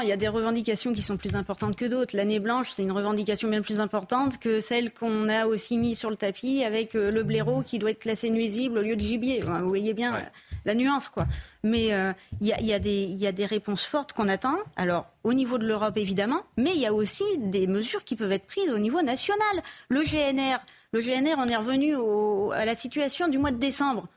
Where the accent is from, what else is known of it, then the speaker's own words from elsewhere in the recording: Tours, Centre-Val de Loire, France; moved away; J'ai grandi à Tours, en plein centre-ville, dans un milieu plutôt aisé